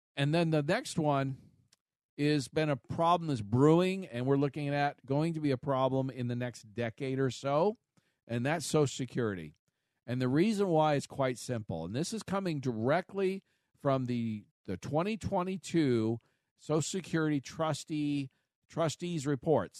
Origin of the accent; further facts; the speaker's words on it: United States; I was born here in the United States, first generation